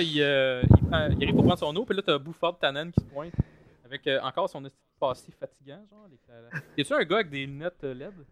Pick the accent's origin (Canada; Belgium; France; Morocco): Canada; Longueuil, Quebec; je viens de Longueuil